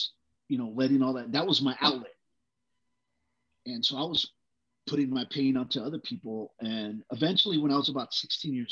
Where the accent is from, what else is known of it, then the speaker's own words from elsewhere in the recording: Brawley, California, United States; also born or lived in Texas; We moved to California. My parents, you know, were looking for work. So we moved to a little community, Brawley, California, agricultural area